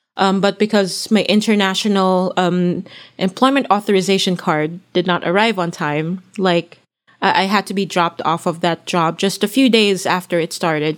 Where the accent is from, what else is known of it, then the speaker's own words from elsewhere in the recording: Philippines; moved away as an adult; I come from the Philippines